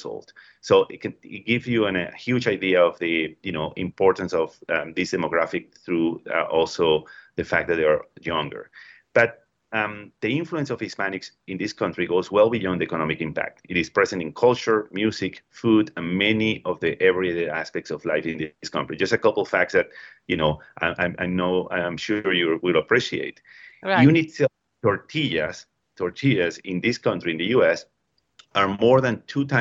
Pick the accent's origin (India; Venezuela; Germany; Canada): Venezuela; moved away; also born or lived in Peru / Mexico / Colombia; I grew up in Venezuela, I live in Peru, I live in Mexico, I work in Colombia